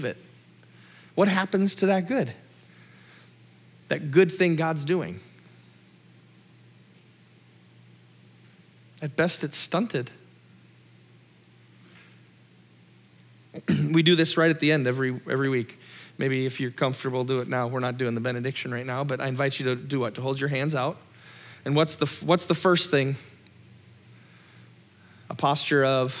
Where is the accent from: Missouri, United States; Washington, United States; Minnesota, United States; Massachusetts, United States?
Minnesota, United States; I'm Minnesotan